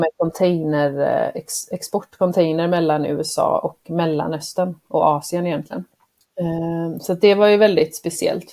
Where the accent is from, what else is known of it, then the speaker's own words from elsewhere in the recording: Sweden; moved away; also born or lived in Croatia / United States; som svensk tjej